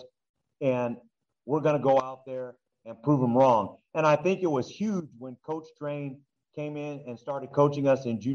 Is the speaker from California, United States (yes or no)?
yes; Duarte, California, United States; growing up in Duarte